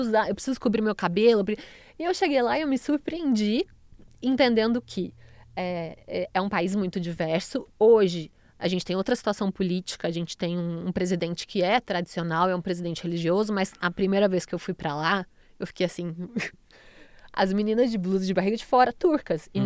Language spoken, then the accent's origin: Portuguese; Brazil; sou brasileira